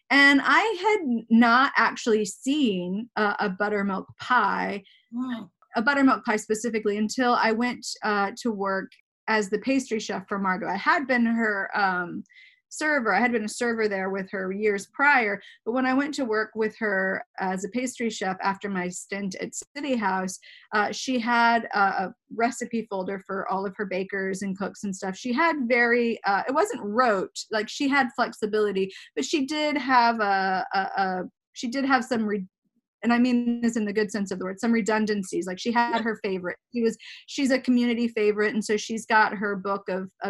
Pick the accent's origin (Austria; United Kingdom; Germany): Germany; I you know I I grew up in Germany. I grew up in Europe most for most of my childhood